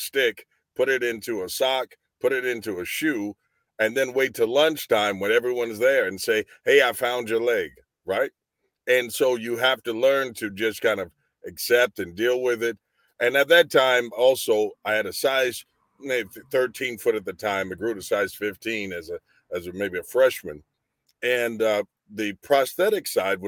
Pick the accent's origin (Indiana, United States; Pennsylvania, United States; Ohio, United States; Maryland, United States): Indiana, United States; Anderson; I'm from Indiana, from Anderson, Indiana. I was born and raised here